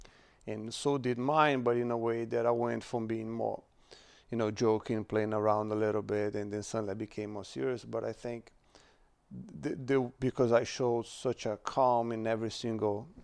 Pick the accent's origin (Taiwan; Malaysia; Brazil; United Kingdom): Brazil; born or raised there; moved away